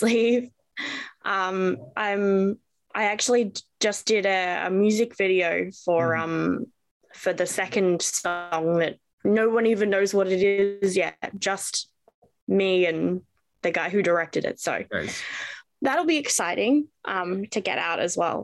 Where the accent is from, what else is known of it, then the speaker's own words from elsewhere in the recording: Melbourne, Victoria, Australia; I am from Melbourne, Australia.